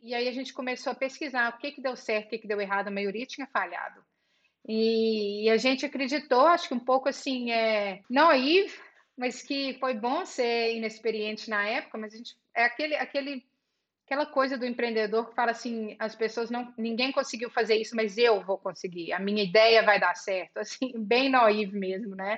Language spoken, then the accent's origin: Portuguese; Belo Horizonte, Minas Gerais, Brazil; moved away as an adult; now in United States; nasci no interior de Minas e mudei para Belo Horizonte e, e, fiz a época de escola, cresci tudo em Belo Horizonte.